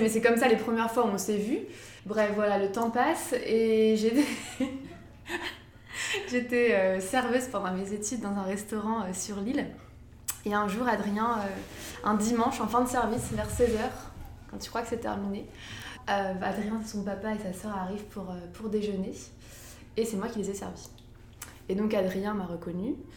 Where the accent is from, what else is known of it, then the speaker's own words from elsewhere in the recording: Lambersart, Hauts-de-France, France; dans ma ville où j'ai grandi, en fait, à Lambersart